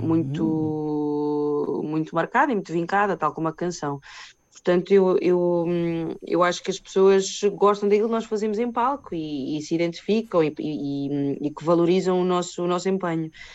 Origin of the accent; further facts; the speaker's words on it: Portugal; eu sou portuguesa